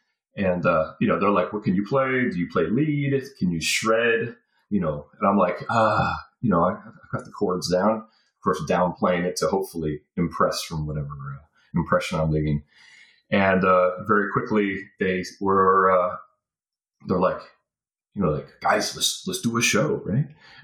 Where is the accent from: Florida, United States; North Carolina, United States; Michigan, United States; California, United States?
North Carolina, United States; born there; And I'm like, conveniently, I was born in North Carolina, yet we do not sound the same.